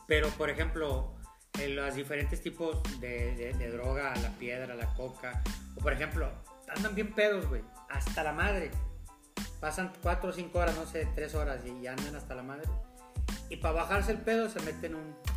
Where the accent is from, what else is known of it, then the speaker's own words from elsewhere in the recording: Monterrey, Nuevo León, Mexico; nosotros como, regios